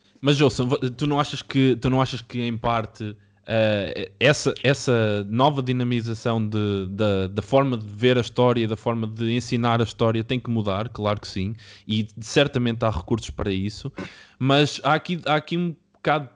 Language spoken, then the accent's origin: Portuguese; Portugal; de onde eu venho, venho de Oliveira das Meias